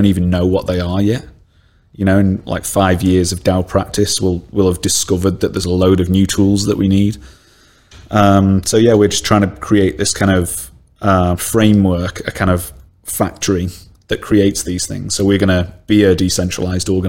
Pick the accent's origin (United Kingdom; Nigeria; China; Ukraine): United Kingdom; Stoke-on-Trent, West Midlands; I'm from Stoke-on-Trent, yeah. I'm a Stokey.